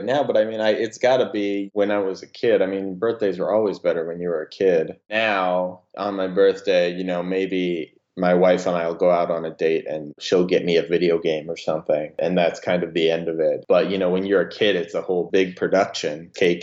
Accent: Spokane, Washington, United States; my hometown of Spokane, Washington

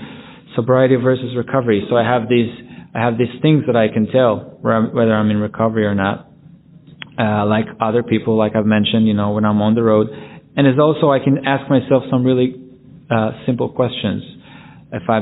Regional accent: Jerusalem, Jerusalem District, Israel; my hometown in Jerusalem

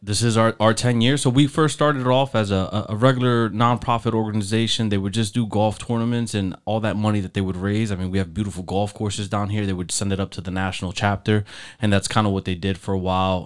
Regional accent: Elizabeth, New Jersey, United States; moved away as an adult; now in Florida, United States; I'm from Elizabeth

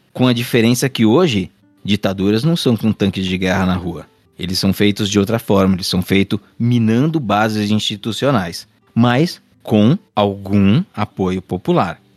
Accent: Brazil; Eu também sou brasileiro

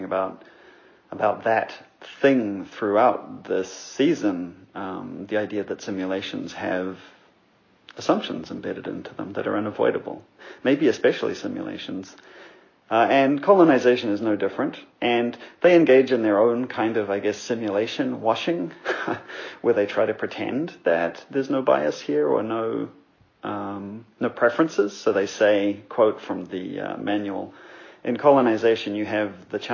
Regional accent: New Zealand; now in Montreal, Canada; I grew up in New Zealand, where the Maori are the indigenous population

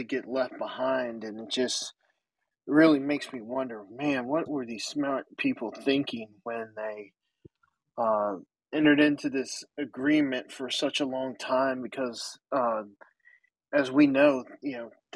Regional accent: Atlanta, Georgia, United States; also born or lived in Clemson, South Carolina; now in Nashville, United States; I grew up in Atlanta and now live in outside Nashville, Tennessee

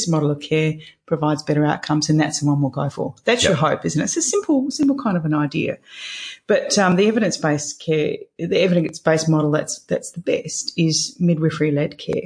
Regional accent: Perth, Western Australia, Australia; moved away as an adult; also born or lived in London / Greece; my parents still live in the house I was raised in Scarborough

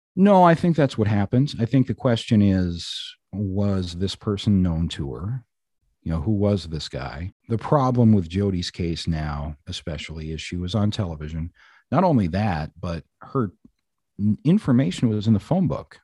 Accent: Black Hawk, Colorado, United States; now in Mower County, Minnesota, United States; I grew up in Blackhawk, Colorado, which is now a booming casino town

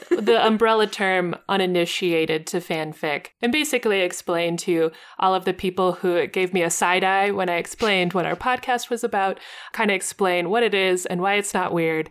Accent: United States; as an American, who is not bilingual

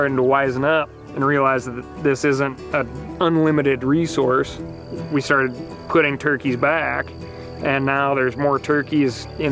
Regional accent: Montana, United States; Growing up here in Montana

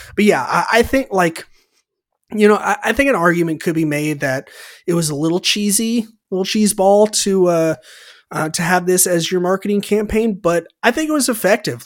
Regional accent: Santa Rosa, California, United States; in Santa Rosa, which is where I grew up in California

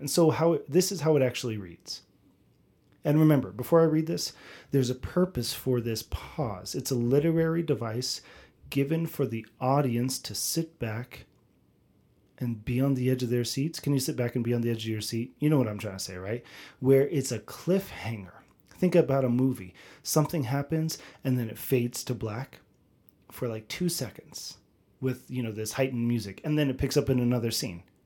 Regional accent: United States; I'm an American

